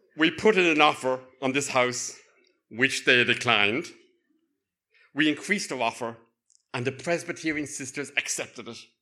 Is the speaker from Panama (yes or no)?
no; Cork, Munster, Ireland; accent: Cork; now in Northern Ireland; my lilting cock accent